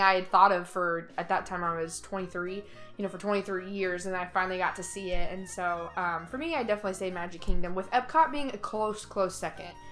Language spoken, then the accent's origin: English; Indiana, United States; also born or lived in Ohio; now in Florida, United States; I'm originally from the Midwest, so I did not grow up here. We live in Florida now, but i am from Indiana